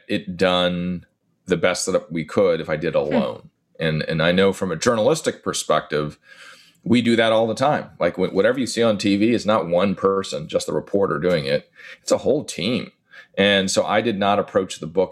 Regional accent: California, United States; now in New York, United States; I'm in New York right now, but I'm from California

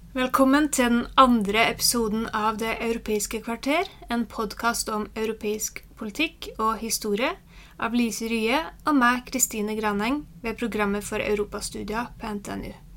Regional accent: Norway; som nordmann

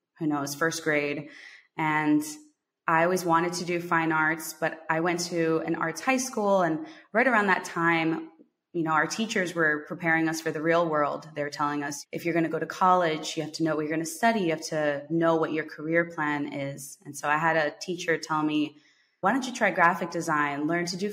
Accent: United States; coming back to the US, it just felt like something was missing. Like, okay, great, I'm back to being American

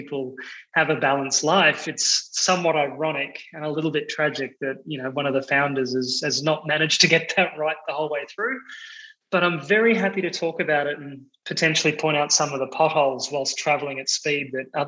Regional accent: Australia; moved away as an adult; now in Amsterdam, Netherlands; I'm Australian

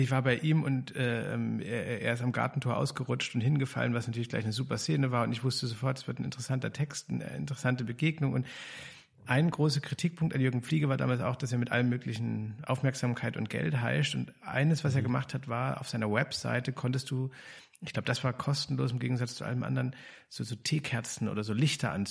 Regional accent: East Germany, Germany; ich mich als Ostdeutscher

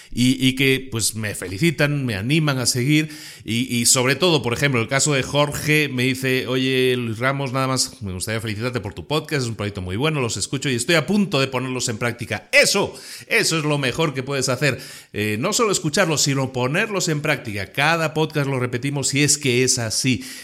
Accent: Spain; now in Puebla, Mexico; aunque mi acento no lo delate tanto, soy, soy español que vive en México desde hace ya unos cuantos años y este podcast se graba en Puebla, México

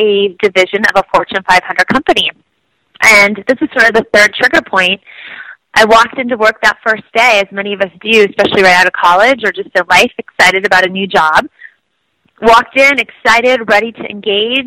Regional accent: Iowa, United States; I grew up in Iowa

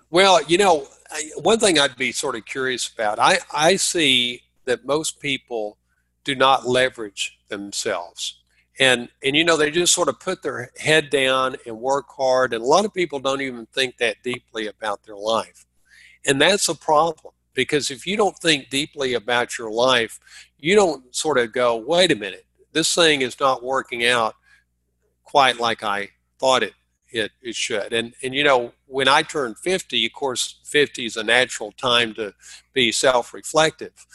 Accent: Dallas, Texas, United States; moved away; I'm from Dallas

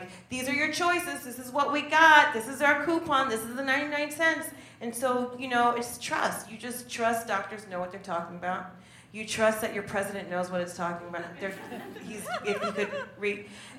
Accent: New Jersey, United States; I am from Jersey. What's up, Jersey? The Netherlands is the size of Jersey.

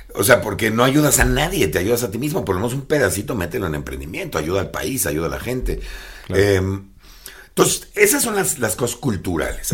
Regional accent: Mexico; como mexicanos

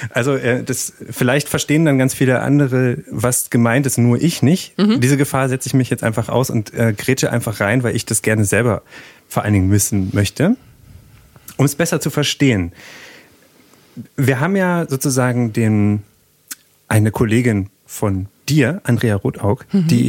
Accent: Berlin, Germany; also born or lived in Silicon Valley, United States; Geboren und aufgewachsen in Berlin-Köpenick, ehemalige Hochleistungssportlerin, Columbia-Studentin und Silicon Valley-Bewohnerin

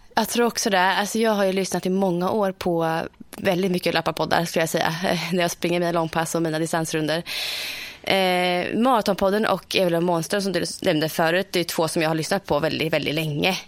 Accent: Östergötland, Sweden; also born or lived in Motala; Här i Motala

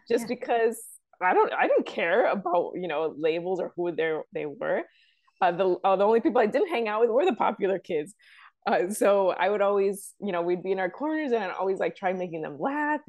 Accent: Chicago, Illinois, United States; I'm from the south side of Chicago

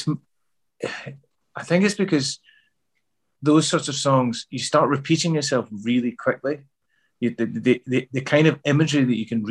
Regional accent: Glasgow, Scotland, United Kingdom; born or raised there; accent: Glasgow; also born or lived in Midlands, England

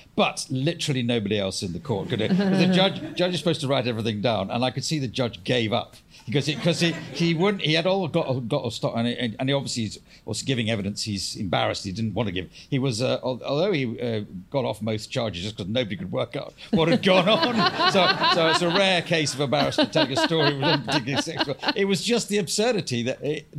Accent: Ayr, Scotland, United Kingdom; I come from Ayr.

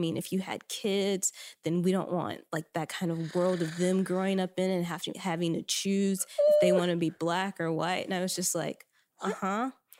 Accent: Arkansas, United States; I'm from Arkansas, the South

